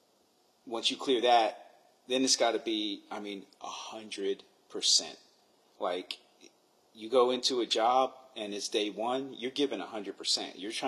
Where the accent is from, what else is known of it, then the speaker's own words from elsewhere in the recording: New York, United States; I'm from New York